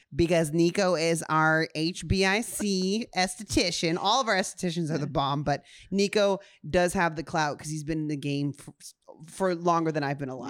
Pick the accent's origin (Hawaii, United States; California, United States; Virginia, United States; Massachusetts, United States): Hawaii, United States; Honolulu; I was born in Honolulu, Hawaii at, like, six A M